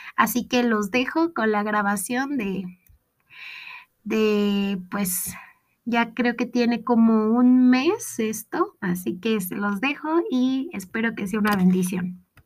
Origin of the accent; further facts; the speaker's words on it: Mexico; soy de México